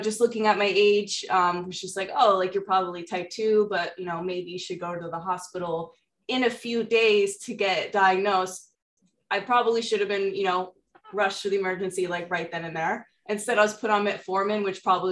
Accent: New England, United States; moved away as an adult; also born or lived in Florida; I was in college, and this was in Florida, and I'm from New England

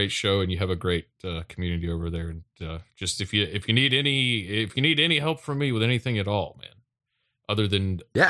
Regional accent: Tennessee, United States; We are vacationing right now in Honolulu. But we are actually from Tennessee.

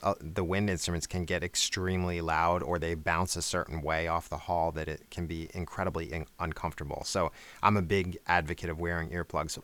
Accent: outside of New York, United States; now in Atlanta, United States; I grew up outside of New York

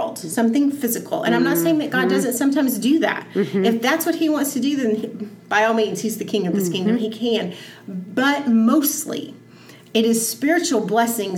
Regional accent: Texas, United States; I am from Texas

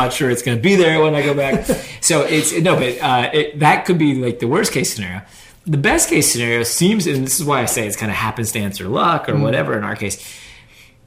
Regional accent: Pittsburgh, Pennsylvania, United States; moved away as an adult; now in Durham, United States; I was born and raised in Pittsburgh, Pennsylvania, same house

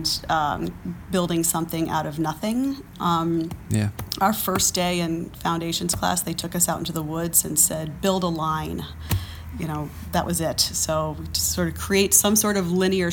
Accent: Frederick, Maryland, United States; born or raised there; also born or lived in Maine / Boston / New York; now in Kent, Ohio, United States

